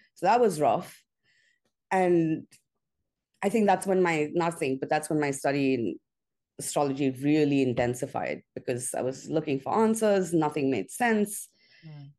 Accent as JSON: {"language": "English", "town": "Mumbai", "region": "Maharashtra", "country": "India", "tie": "born or raised there", "moved": "as an adult", "lives_now": "New York, United States", "said": "I'm Indian by birth, uh, by every, well, I'm American now, but I grew up in India. I moved to New York when I, in 99, when I was 22."}